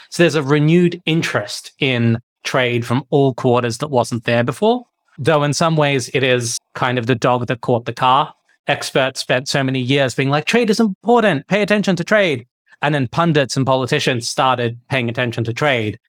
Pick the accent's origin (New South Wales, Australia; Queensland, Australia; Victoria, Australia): Victoria, Australia; moved away as an adult; now in Geneva, Switzerland; I grew up in Victoria